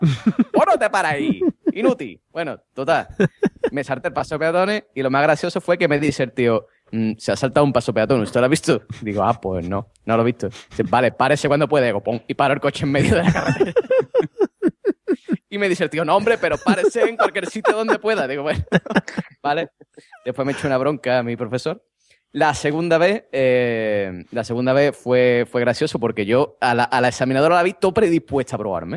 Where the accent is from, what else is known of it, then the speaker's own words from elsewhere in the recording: Vejer de la Frontera, Andalusia, Spain; aquí en mi pueblo